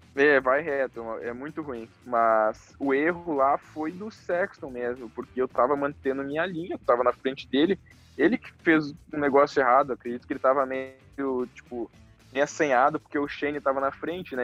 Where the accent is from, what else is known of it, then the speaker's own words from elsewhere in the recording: the South, South Brazil, Brazil; eu sou do sul, lá chove muito